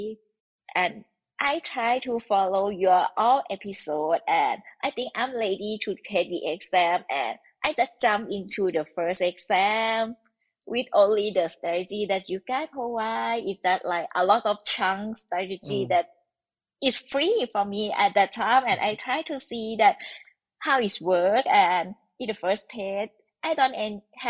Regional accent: Thailand; English is a second language; I'm from Thailand

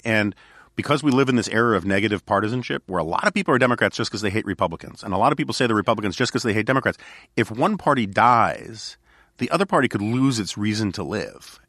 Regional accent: New York City, New York, United States; as a New Yorker

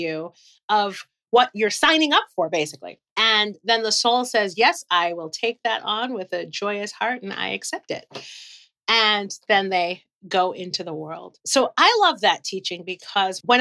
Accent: Brookline, Massachusetts, United States; I grew up in Brookline

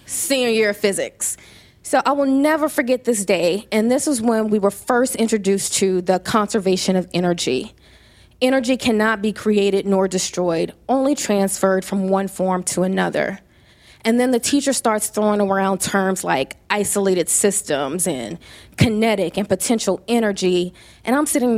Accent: Louisiana, United States; moved away as an adult; also born or lived in Atlanta; But I am from Louisiana. I am a Southern debutante

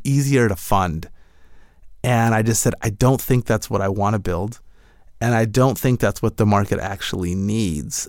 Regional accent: Michigan, United States; now in California, United States; I'm originally from Michigan and moved out to California

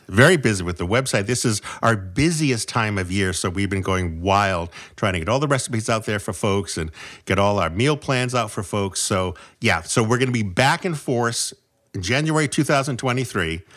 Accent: New England, United States; I'm from New England

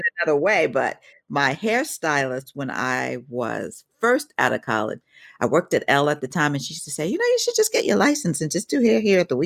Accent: New York, United States; I grew up in New York

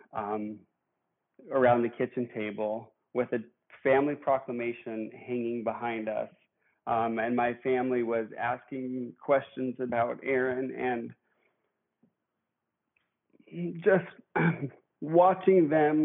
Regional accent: Billings, Montana, United States; I am from Billings, Montana

